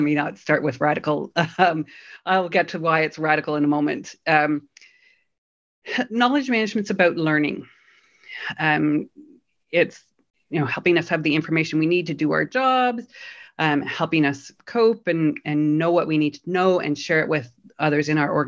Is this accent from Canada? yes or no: yes; Canada; now in Berlin, Germany; I'm a Canadian based in Berlin